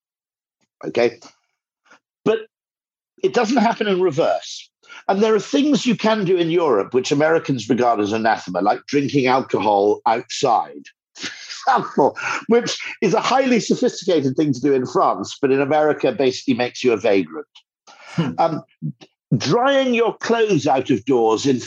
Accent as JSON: {"language": "English", "country": "United Kingdom", "said": "as a Brit"}